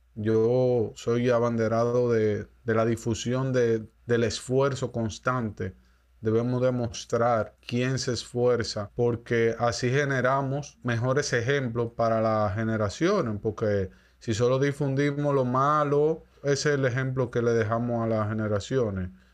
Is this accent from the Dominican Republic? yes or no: yes; Dominican Republic; primero como dominicano y luego como músico